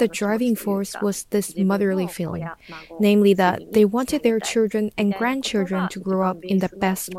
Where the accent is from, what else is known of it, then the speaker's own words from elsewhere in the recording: Kamikatsu, Tokushima, Japan; I was born and raised in Kamikatsu.